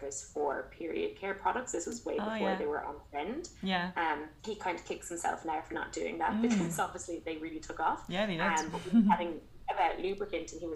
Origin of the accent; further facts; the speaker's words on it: Waterford, Munster, Ireland; moved away as an adult; now in Melbourne, Australia; I'm from Ireland originally. So Waterford in the alleged sunny southeast.